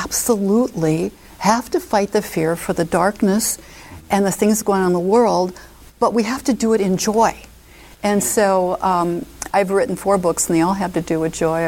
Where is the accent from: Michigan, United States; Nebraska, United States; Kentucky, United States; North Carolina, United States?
Nebraska, United States; Omaha; I moved back to my hometown is Omaha